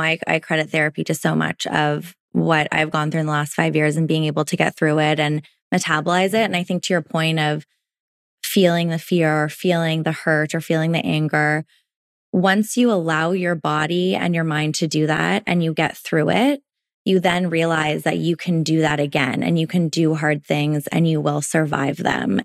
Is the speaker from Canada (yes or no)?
yes; Toronto, Ontario, Canada; now in Vancouver, Canada; I grew up in Toronto, which is obviously a big city. And moved out to Vancouver.